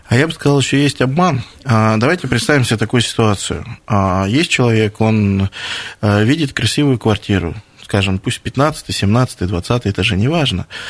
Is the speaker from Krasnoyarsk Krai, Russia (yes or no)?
yes; Krasnoyarsk, Krasnoyarsk Krai, Russia; как жители Красноярска